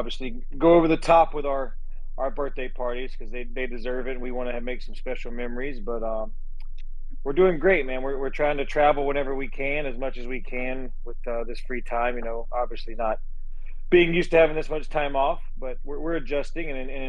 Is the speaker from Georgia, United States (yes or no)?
yes; South Georgia, United States; now in Houston, United States; It's a lot like where I was raised in South Georgia